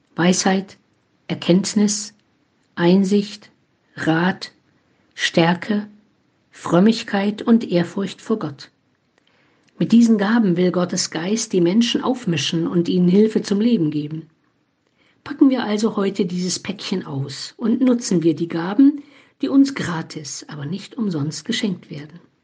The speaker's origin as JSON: {"language": "German", "area": "Eichsfeld", "region": "Thuringia", "country": "Germany", "tie": "born or raised there", "moved": "yes", "lives_now": "Olpe, Germany", "said": "In meiner Heimat im Eichsfeld"}